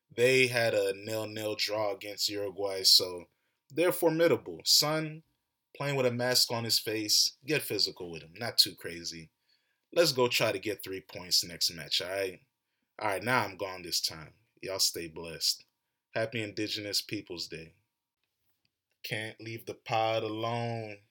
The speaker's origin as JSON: {"language": "English", "country": "United States", "tie": "born or raised there", "said": "I was born and raised in America."}